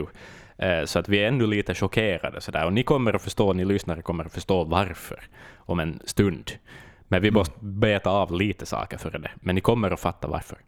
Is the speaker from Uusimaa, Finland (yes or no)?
no; Vaasa, Ostrobothnia, Finland; min hemstad